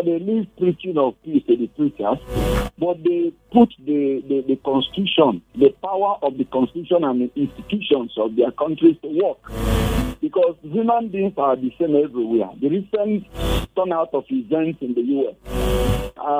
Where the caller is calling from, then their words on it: Jos, Plateau, Nigeria; I'm calling you from Jos